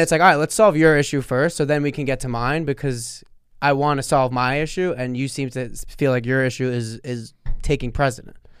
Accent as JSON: {"language": "English", "town": "Sayreville", "region": "New Jersey", "country": "United States", "tie": "born or raised there", "said": "Sayreville, which is my hometown, Sayreville, New Jersey"}